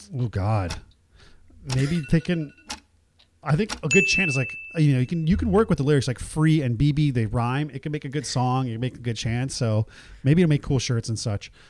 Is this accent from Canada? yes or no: no; Nigeria; now in United States; I was born in Nigeria